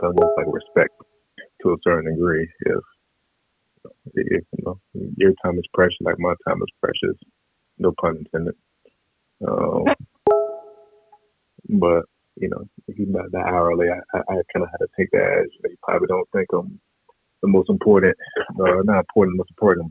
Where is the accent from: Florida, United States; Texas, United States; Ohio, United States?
Florida, United States; Lake City; moved away as an adult; now in Washington, D.C., United States; I'm from Lake City, Florida.